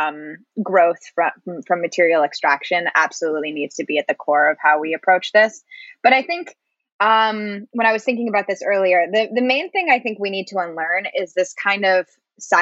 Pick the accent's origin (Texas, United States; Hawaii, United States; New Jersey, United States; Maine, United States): Maine, United States; my home state, Maine